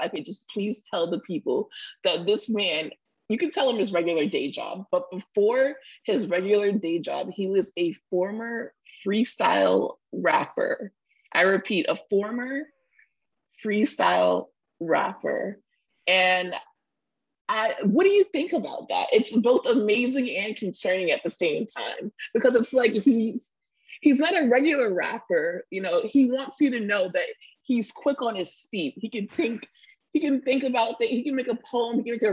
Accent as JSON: {"language": "English", "region": "Florida", "country": "United States", "moved": "yes"}